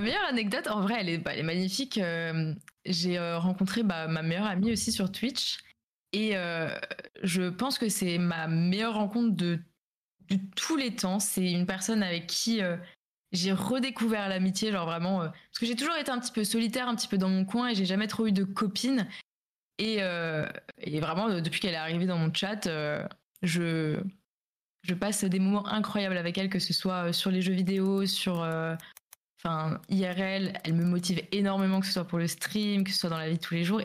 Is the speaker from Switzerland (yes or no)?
no; Alsace, Grand Est, France; je viens d'Alsace